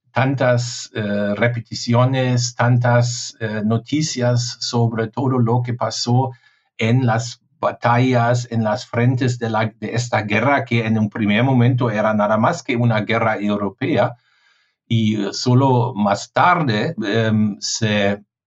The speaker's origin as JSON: {"language": "Spanish", "country": "Germany"}